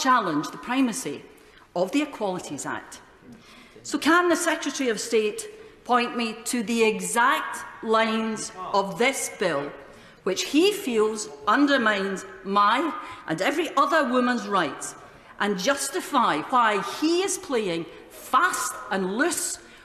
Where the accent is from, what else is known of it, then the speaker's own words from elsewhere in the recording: Scotland, United Kingdom; as a Scottish woman, the mother of a Scottish daughter